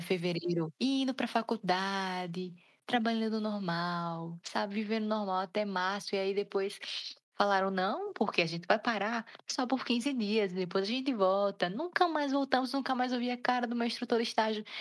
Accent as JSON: {"language": "Portuguese", "country": "Brazil", "said": "sendo brasileiro"}